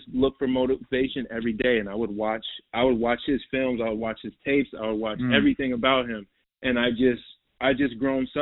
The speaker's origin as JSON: {"language": "English", "region": "Minnesota", "country": "United States", "tie": "born or raised there", "also_born_or_lived": "Queens, New York / Manhattan, New York / New Jersey", "moved": "as an adult", "said": "So I was born in New York, bro, and I grew up in New York till I was about 10. And then I moved to Minnesota till I was from 10 to like 18"}